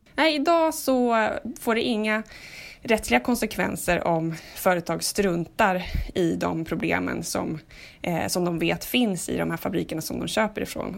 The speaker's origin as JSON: {"language": "Swedish", "country": "Sweden", "said": "vi svenskar"}